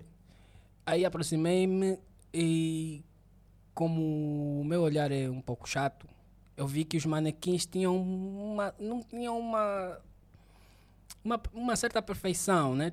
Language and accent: Portuguese; Benguela, Angola; eu sou mesmo de Benguela